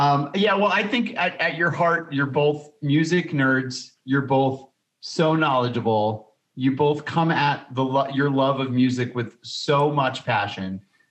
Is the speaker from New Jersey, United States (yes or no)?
yes; New Jersey, United States; I'm from New Jersey.